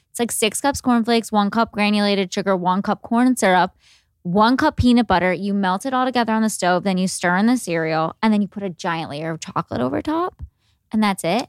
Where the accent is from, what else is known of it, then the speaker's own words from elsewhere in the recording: Cleveland, Ohio, United States; were living in Cleveland. I'm from Cleveland.